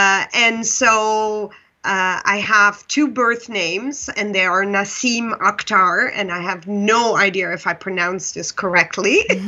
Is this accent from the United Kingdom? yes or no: no; Pakistan; born there; So for your listeners, I was born in Pakistan, and they think it was my biological mother that brought me to the orphanage.